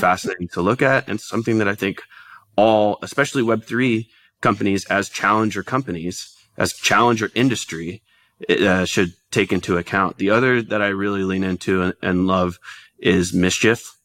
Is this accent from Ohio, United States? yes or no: no; Dallas, Texas, United States; moved away; also born or lived in Oklahoma; I'm from Dallas originally